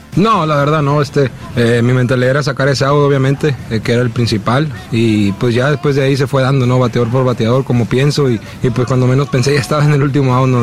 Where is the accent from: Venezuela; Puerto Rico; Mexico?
Mexico; orgulloso, orgulloso de mi tierra